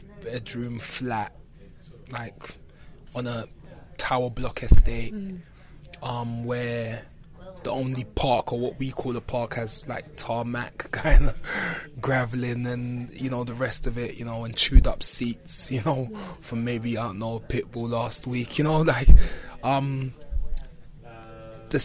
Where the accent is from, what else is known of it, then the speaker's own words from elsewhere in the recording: London, United Kingdom; growing up in Brixton